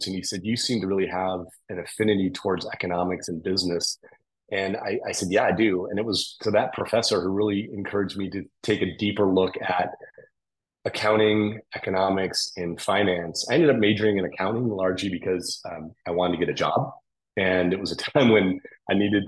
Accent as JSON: {"language": "English", "town": "Toledo", "region": "Ohio", "country": "United States", "tie": "born or raised there", "said": "I grew up in Toledo, Ohio"}